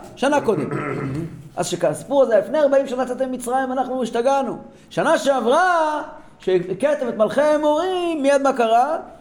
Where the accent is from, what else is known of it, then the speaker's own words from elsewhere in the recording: Tehran, Tehran Province, Iran; moved away; ואצלנו בטהרן